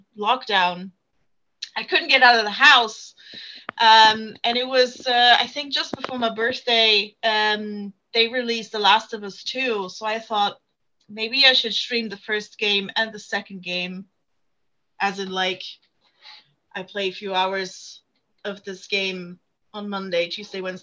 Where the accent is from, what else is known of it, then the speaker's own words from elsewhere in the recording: Germany; moved away as an adult; now in United Kingdom; I was born in Germany, lived there for 23 years, and then moved to the UK